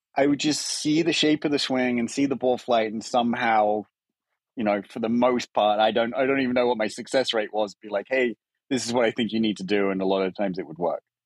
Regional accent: England, United Kingdom; moved away as an adult; now in United States; as an Englishman

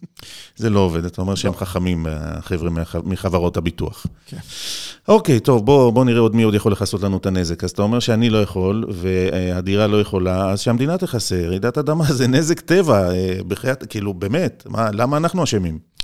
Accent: Israel; אני ישראלי

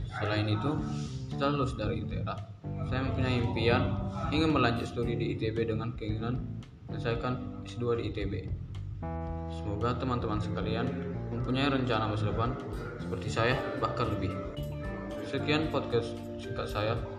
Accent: Sidikalang, North Sumatra, Indonesia; asal saya dari Sumatera Utara, lebih tepatnya Medan Sidi Kalang

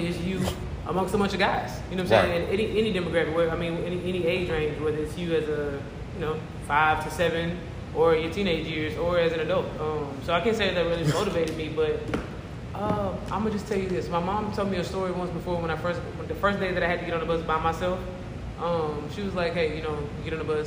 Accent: Houston, Texas, United States; also born or lived in Missouri City, Texas; The south side of Houston. Yellowstone is where my family is from, where I grew up, but I went to school in Missouri City

